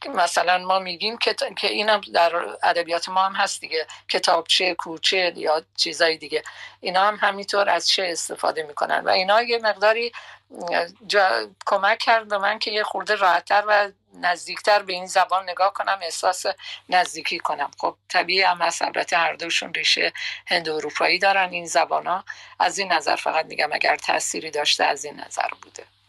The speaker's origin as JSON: {"language": "Persian", "region": "Bakhtiari", "country": "Iran", "tie": "born or raised there", "also_born_or_lived": "Tehran, Iran / Karaj, Iran", "first_language": "Persian", "moved": "as an adult", "lives_now": "Netherlands", "said": "من بیشتر شاید تای دلم یا تای اون فکرم لوری صحبت میکنم چون ما بختیاری هستیم و زبان لوری صحبت میکنیم"}